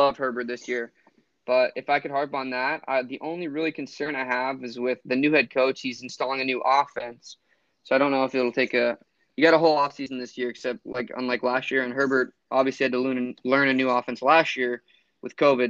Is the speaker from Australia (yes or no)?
no; Florida, United States; growing up in Florida